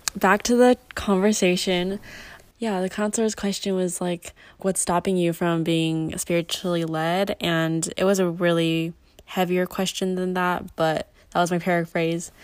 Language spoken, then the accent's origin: English; California, United States; I was born and raised in California.